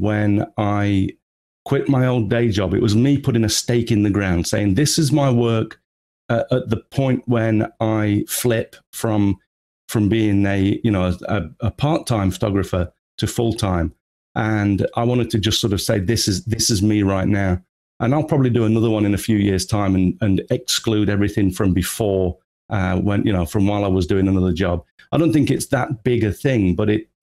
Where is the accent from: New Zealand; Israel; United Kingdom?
United Kingdom; England; moved away as an adult; also born or lived in Japan; now in Tokyo, Japan; as you can probably tell from the accent, I'm originally from England. Moved to Japan 25 years ago now